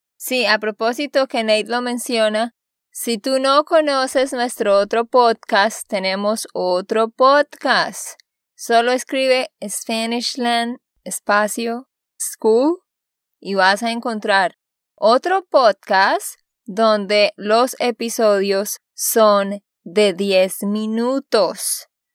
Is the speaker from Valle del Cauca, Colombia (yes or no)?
no; Vado Real, Santander, Colombia; moved away; also born or lived in Barranquilla; Yo soy de allá porque allá me crié